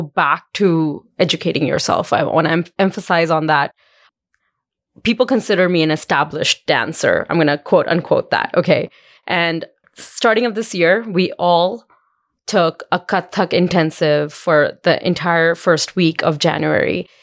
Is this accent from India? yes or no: yes; India; now in Calgary, Canada; When I was growing up in India